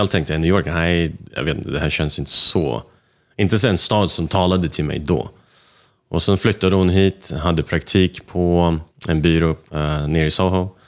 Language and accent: Swedish; Moscow, Russia; also born or lived in Bucharest; now in Sweden; jag är född i Rumänien, Bukarest. Eh, ett ställe jag aldrig varit i sen